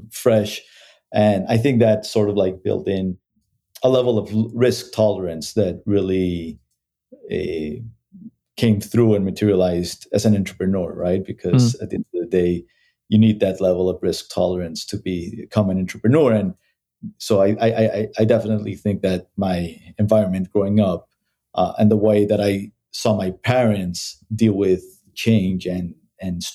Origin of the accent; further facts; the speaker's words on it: Mexico; moved away as an adult; also born or lived in Bogota, Colombia / Mexico City, Mexico / United States; I moved to Mexico when I was around 10 years old. And I grew up in Mexico, basically.